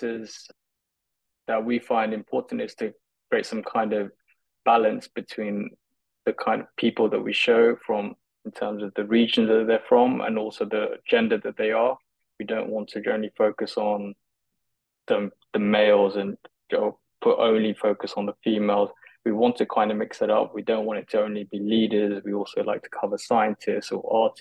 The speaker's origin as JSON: {"language": "English", "region": "London", "country": "United Kingdom", "tie": "born or raised there", "said": "growing up in London"}